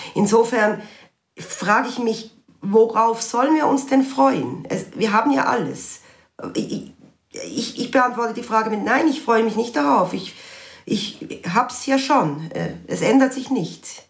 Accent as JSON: {"language": "German", "town": "Basel", "region": "Basel-Stadt", "country": "Switzerland", "said": "bin selber Baslerin"}